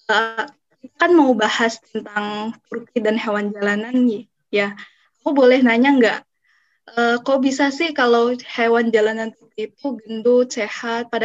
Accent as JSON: {"language": "Indonesian", "town": "Banjarmasin", "region": "South Kalimantan", "country": "Indonesia", "tie": "born there", "also_born_or_lived": "Turkey", "said": "So makanya aku balik ke Indo. Aku sekarang udah di Banjarmasin di kota kelahiran aku"}